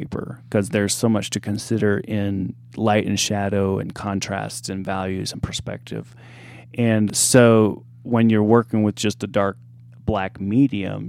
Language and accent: English; Mount Vernon, Illinois, United States; moved away; my hometown, Mount Vernon, Illinois